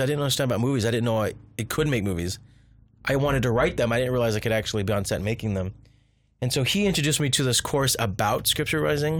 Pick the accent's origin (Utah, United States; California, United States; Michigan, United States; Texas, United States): California, United States; Orange County; also born or lived in Riverside, California / Los Angeles, California; the house I grew up in Han, in Orange County was haunted